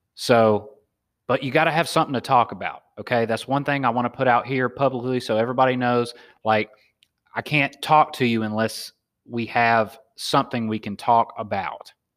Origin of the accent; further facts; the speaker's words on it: Southern United States, United States; accent: Southern; moved away as an adult; also born or lived in Alabama; now in San Diego, United States; my Southern accent